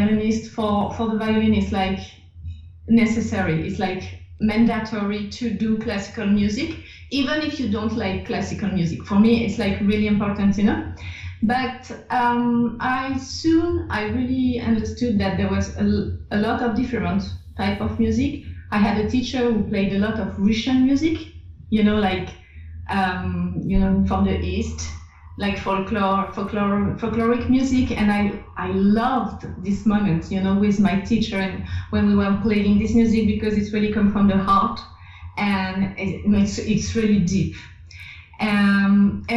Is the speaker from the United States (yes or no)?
no; France; accent: French; English is a second language; my French accent